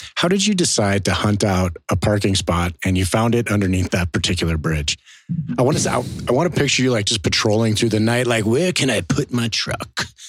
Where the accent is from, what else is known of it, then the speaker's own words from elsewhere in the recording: Cleveland, Ohio, United States; I grew up in Cleveland